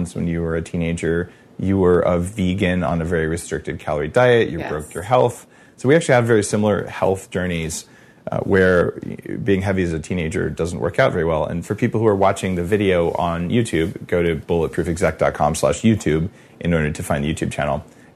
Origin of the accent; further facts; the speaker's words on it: Silicon Valley, Bay Area, California, United States; I'm from Silicon Valley. Like it's Bay Area.